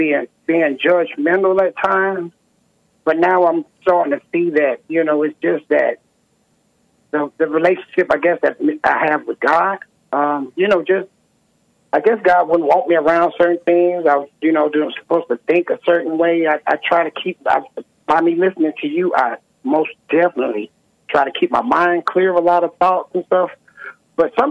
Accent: Jackson, Mississippi, United States; I'm from Jackson, Mississippi.

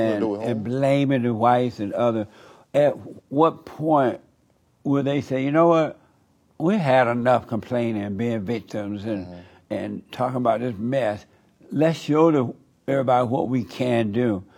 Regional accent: Alabama, United States; Right. I grew up in Alabama.

